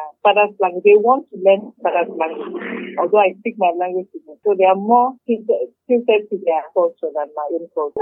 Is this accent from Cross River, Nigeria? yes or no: yes; Calabar, Cross River, Nigeria; I'm from Obutong and Kwajima State. I'm Efik while my husband is Igbo.